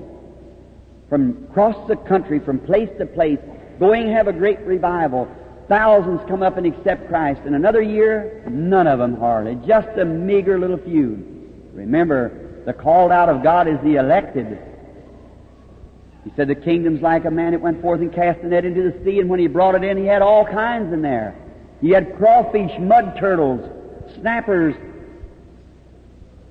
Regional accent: United States; Louisville, Kentucky, across from my hometown

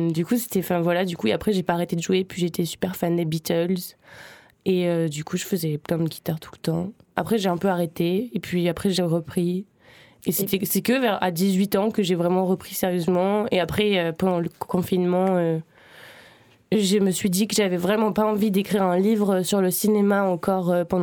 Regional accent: Uzès, Occitania, France; Du coup, j'ai grandi à Uzès, en fait.

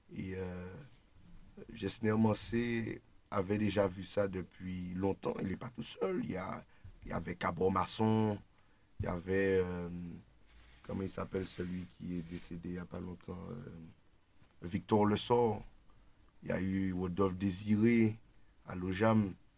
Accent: Martinique; en tant que militant, en tant que Martiniquais

